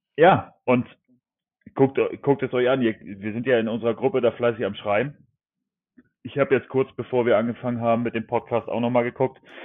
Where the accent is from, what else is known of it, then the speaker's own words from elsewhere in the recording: Germany; bei uns in Deutschland